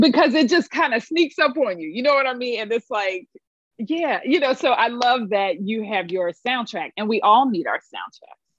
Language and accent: English; Philadelphia, Pennsylvania, United States; also born or lived in New York; I'm from Philadelphia, born and raised, and um, you know, spent a little time in New York, but came back because needed to come home